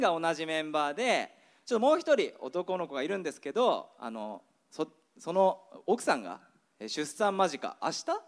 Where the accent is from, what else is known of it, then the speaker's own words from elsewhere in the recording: Eniwa, Hokkaido, Japan; moved away as an adult; also born or lived in Kansai; 僕は出身